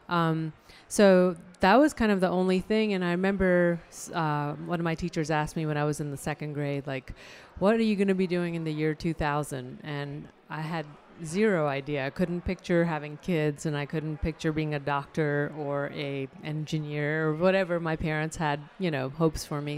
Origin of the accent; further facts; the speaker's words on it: Chandigarh, India; now in Raleigh, United States; the hometown that I grew up in in India is uh, Chandigarh